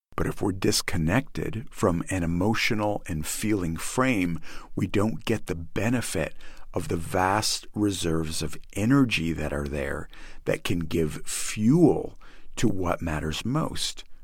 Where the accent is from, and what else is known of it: United States